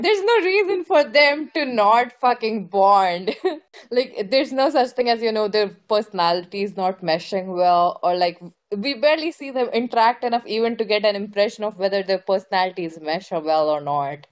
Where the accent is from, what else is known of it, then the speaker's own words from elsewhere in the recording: India; As an Indian